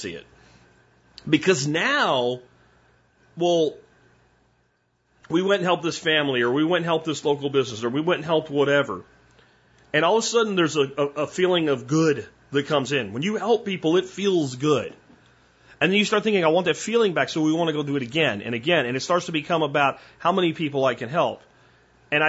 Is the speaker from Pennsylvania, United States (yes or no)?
yes; Pottsville, Pennsylvania, United States; moved away; also born or lived in Minersville, Pennsylvania; I actually lived in a place called Pottsville and went to Pottsville High School